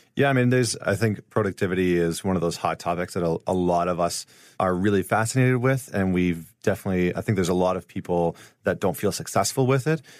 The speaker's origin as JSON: {"language": "English", "town": "St. Albert", "region": "Alberta", "country": "Canada", "said": "I'm from Saint Albert, which is right outside of Edmonton"}